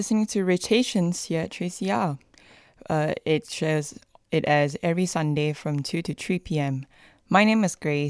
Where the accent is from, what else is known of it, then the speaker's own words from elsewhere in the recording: Malaysia; moved away as an adult; now in Melbourne, Australia; I'm actually Malaysian and also an international student who's come all the way here to Melbourne for studies.